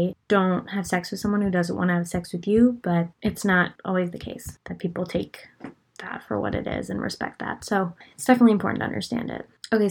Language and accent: English; Pennsylvania, United States; I am from Pennsylvania